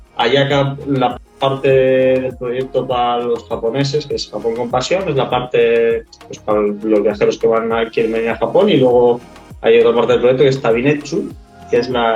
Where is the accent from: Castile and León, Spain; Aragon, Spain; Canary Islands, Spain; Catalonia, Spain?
Canary Islands, Spain; Tenerife; also born or lived in Australia / New Zealand; soy de Tenerife, de las Islas Canarias, unas islas al sur de España.